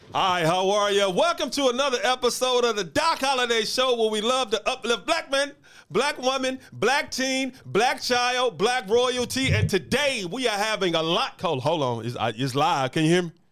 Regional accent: Memphis, Tennessee, United States; Born and raised in Memphis, haven't always lived here, but I'm from Memphis

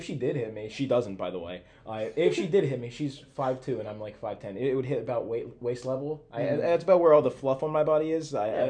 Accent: Mount Laurel, New Jersey, United States; now in South Carolina, United States; I'm from Mount Laurel, New Jersey.

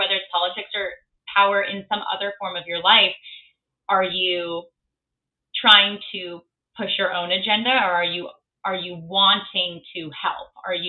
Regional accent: Midwest, United States; now in New York City, United States; So growing up in the Midwest and then being in New York City, I've got a very interesting Facebook newsfeed these days.

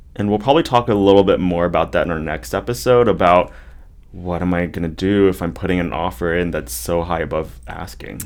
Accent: Bay Area, California, United States; also born or lived in Los Angeles; now in Orange County, United States; I come from the Bay Area

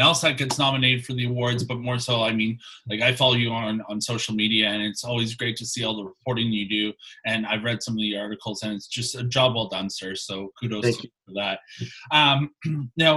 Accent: just east of Toronto, Ontario, Canada; being from just east of Toronto, the Blue Jays are my hometown

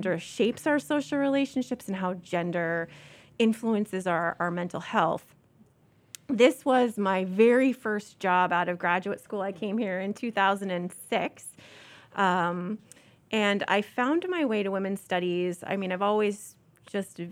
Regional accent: Cape Cod, Massachusetts, United States; moved away as an adult; also born or lived in Washington, D.C.; now in Pennsylvania, United States; I am a native of Massachusetts

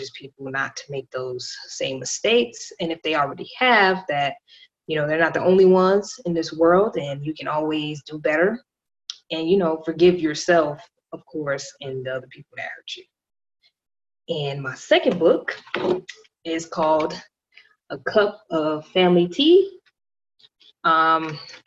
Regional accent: Miami, Florida, United States; I am from Miami, Florida, born and raised

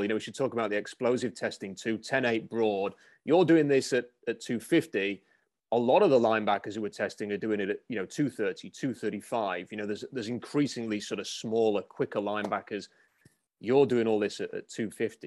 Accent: United Kingdom; someone who's from the U K

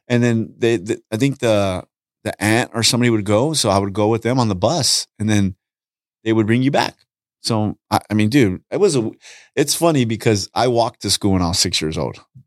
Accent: Los Angeles, California, United States; I grew up in Southeast L A.

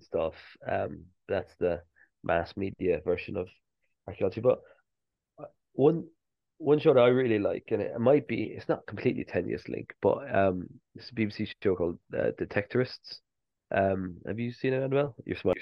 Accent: Cork, Munster, Ireland; moved away as an adult; also born or lived in Edinburgh; now in England; Growing up in Ireland

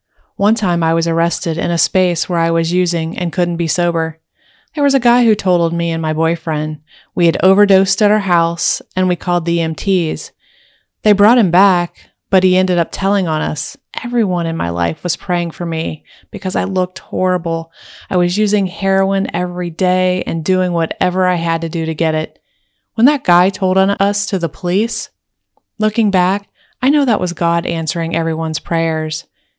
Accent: Indiana, United States; I'm from Indiana, so it was a geographical move.

